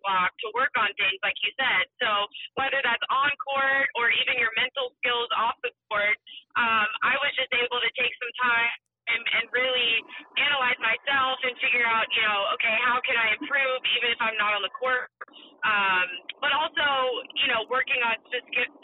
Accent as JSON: {"language": "English", "town": "Mount Pleasant", "region": "South Carolina", "country": "United States", "tie": "born or raised there", "moved": "yes", "lives_now": "Florida, United States"}